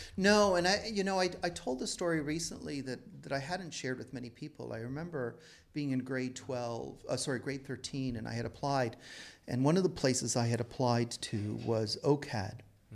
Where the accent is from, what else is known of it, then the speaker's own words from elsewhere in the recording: Toronto, Ontario, Canada; I was born and raised in Toronto